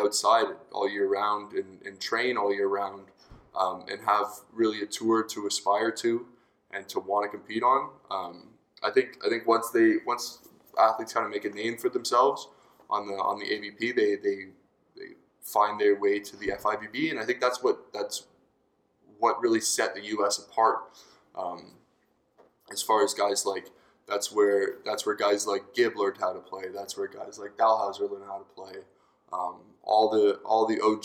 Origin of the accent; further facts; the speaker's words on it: Canada; growing up in the Canadian system